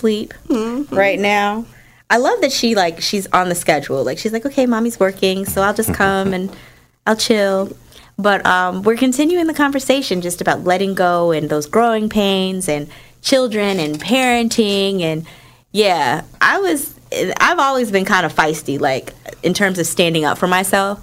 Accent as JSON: {"language": "English", "town": "Newark", "region": "New Jersey", "country": "United States", "said": "I'm from Newark"}